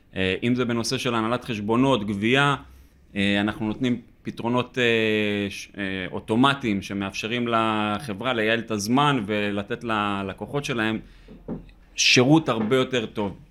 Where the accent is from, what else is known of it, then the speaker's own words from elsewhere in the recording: Northern District, Israel; moved away; אנחנו במקור מהצפון, מיישוב קהילתי